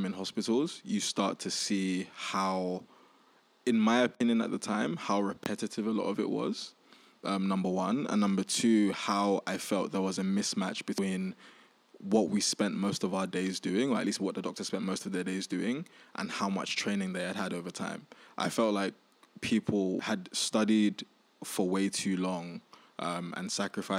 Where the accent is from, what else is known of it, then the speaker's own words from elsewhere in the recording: London, United Kingdom; also born or lived in Nigeria / Indonesia; I grew up in East London.